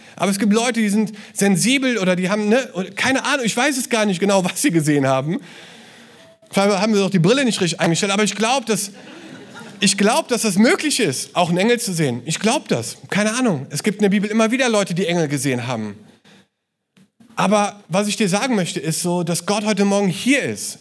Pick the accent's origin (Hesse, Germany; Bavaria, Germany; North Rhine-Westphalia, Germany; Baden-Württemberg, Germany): North Rhine-Westphalia, Germany; Cologne; als Kölner